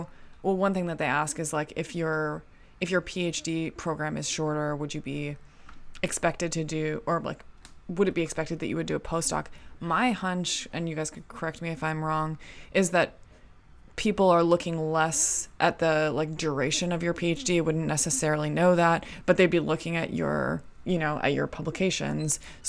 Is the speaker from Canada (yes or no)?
yes; Canada; like, growing up in Canada, like, the idea of saying y'all was, like, we would make fun of that, you know?